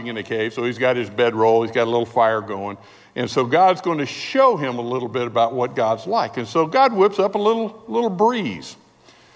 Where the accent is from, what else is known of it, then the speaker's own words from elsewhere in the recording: California, United States; We're from California.